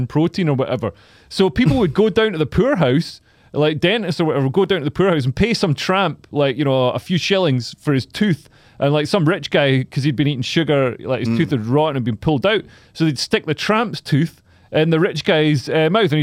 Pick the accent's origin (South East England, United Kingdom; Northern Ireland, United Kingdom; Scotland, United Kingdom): Scotland, United Kingdom; I was born in Scotland